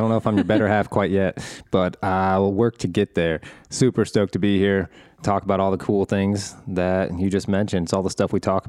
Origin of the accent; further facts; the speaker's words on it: Midwest, United States; We're both from the Midwest, but you have gone from a few big cities.